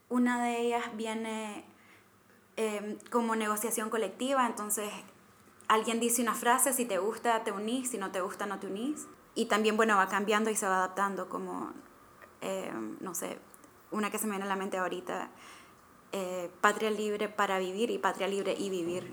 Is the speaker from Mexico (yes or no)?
no; Nicaragua; moved away; soy nicaragüense, mitad británica